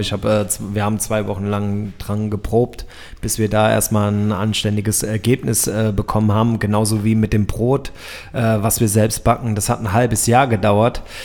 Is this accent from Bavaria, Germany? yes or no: no; Frankfurt, Hesse, Germany; Ich komme aus Frankfurt